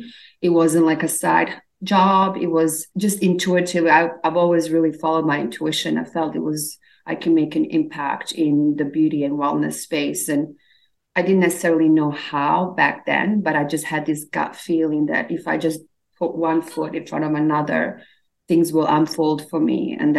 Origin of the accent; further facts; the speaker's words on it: Australia; also born or lived in Bosnia / Slovenia; now in Los Angeles, United States; So actually I was born in Eastern Europe. My family immigrated after Civil War to Australia. So we moved a lot. So I was born in Bosnia actually. And then we moved to Slovenia and then I ended up in Australia.